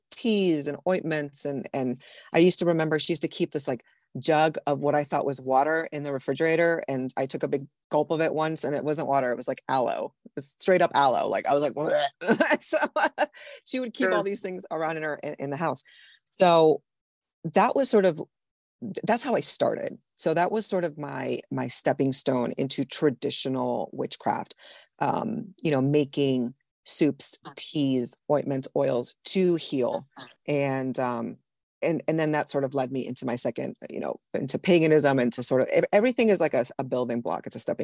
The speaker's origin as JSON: {"language": "English", "country": "Puerto Rico", "tie": "born or raised there", "said": "Well, I'm Puerto Rican. I was born and raised in Puerto Rico. So I was raised in the Catholic Church, basically."}